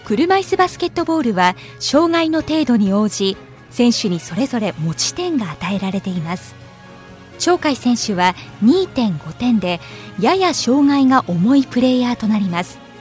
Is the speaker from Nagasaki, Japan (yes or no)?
yes; Nagasaki, Japan; 地元長崎のチームに入りました。